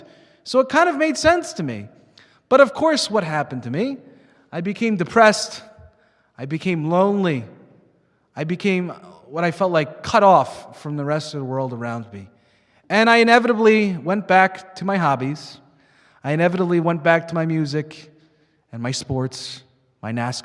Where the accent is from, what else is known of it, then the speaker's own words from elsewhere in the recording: Long Island, New York, United States; moved away; I grew up in Long Island, New York